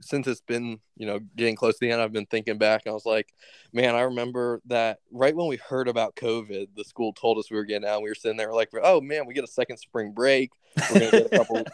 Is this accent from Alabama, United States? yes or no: no; Richmond, Virginia, United States; I'm from Richmond, Virginia